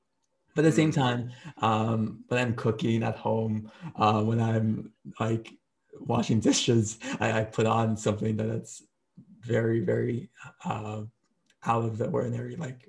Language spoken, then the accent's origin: English; Beijing, China; also born or lived in Japan; So my background is I was born in Japan, and then I grew up for half my life in Beijing, China. And for 7 years, I lived in a hotel.